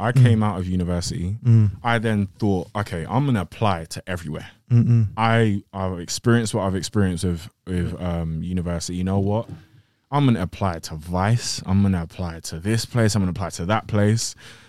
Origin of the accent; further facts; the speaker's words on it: Greenford, London, United Kingdom; West London. West London, North West London, same kind of thing.